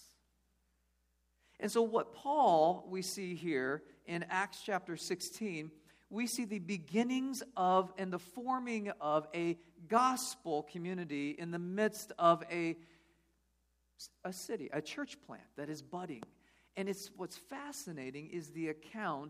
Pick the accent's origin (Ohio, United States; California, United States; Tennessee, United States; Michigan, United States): California, United States; moved away; We're from California